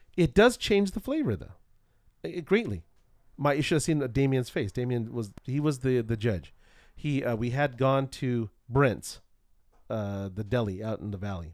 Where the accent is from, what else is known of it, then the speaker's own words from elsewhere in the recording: Culver City, California, United States; when I was young, I grew up in Culver City, California